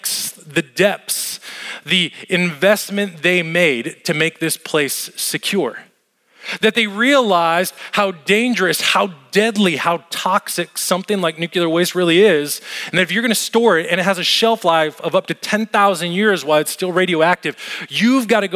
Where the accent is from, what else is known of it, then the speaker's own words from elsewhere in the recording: Las Vegas, Nevada, United States; moved away; Las Vegas, where I grew up and where I lived